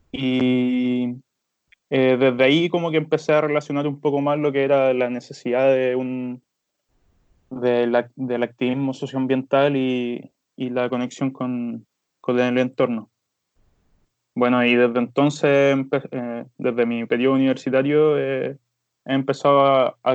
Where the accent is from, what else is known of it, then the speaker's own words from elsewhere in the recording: Villa Alemana, Valparaíso, Chile; estudié toda mi infancia acá en Villa Alemana